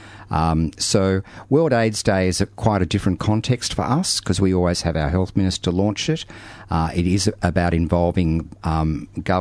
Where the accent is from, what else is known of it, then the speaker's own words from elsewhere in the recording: Melbourne, Victoria, Australia; Having been born and bred in Melbourne and Victoria